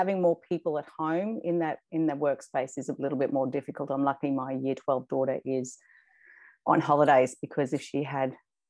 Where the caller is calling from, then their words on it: Sydney, New South Wales, Australia; I'm calling from Sydney, Australia.